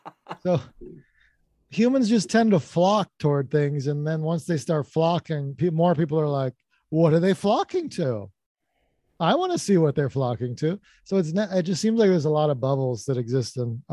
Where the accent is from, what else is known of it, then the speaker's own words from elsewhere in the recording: Morgantown, West Virginia, United States; moved away; also born or lived in North Carolina; I grew up in Morgantown, West Virginia. Got started with comedy in North Carolina.